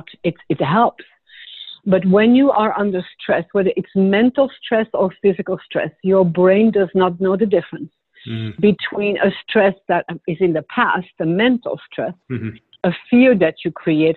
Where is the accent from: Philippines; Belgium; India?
Belgium; also born or lived in Switzerland / Punta Gorda, Florida; now in Naples, United States; I'm originally from Belgium, but I lived in Switzerland a lot of years as well.